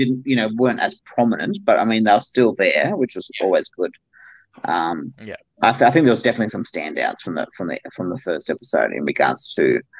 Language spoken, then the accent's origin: English; country New South Wales, Australia; I'm from country New South Wales